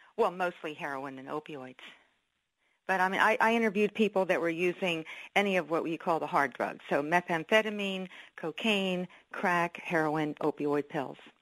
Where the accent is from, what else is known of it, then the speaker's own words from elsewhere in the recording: Philadelphia, Pennsylvania, United States; I was born in Philadelphia. We were raised around Philadelphia